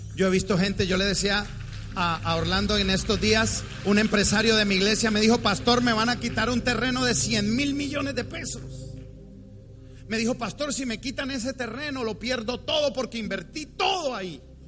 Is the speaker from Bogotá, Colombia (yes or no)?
yes; Bogotá, Colombia; yo soy rolo. Yo soy cachaco, los cachacos somos muy tímidos, somos fríos porque venimos de una tierra fría